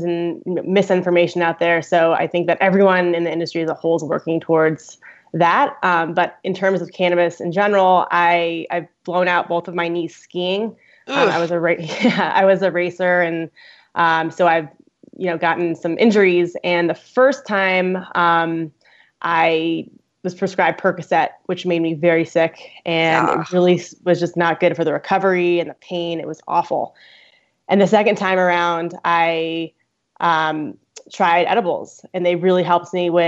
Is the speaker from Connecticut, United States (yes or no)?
yes; Connecticut, United States; moved away as an adult; also born or lived in Boulder, Colorado; now in Denver, United States; I grew up in Connecticut in the tri-state area, and I moved out to Colorado to go to the University of Colorado at Boulder